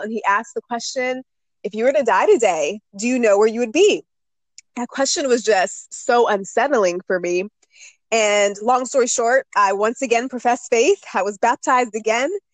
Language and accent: English; Northern Virginia, United States; I was born and raised in Northern Virginia. I'm still here now.